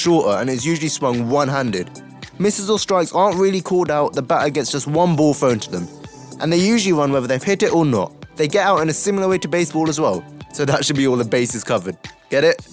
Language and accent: English; United Kingdom; we in the UK love a good game of cricket